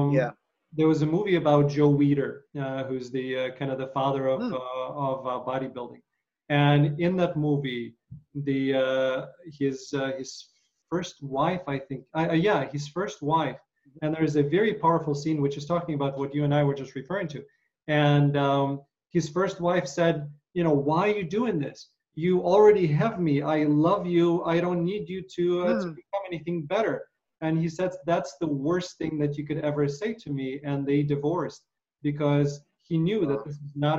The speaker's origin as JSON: {"language": "English", "country": "Ukraine", "tie": "born or raised there", "said": "growing up in Ukraine"}